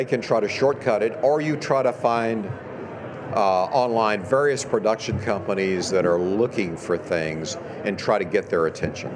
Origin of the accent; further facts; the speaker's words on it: East Texas, United States; I grew up in East Texas in a big horse family